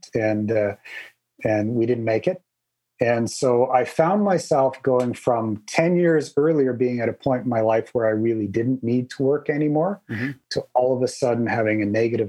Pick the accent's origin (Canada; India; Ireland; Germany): Canada; I'm Canadian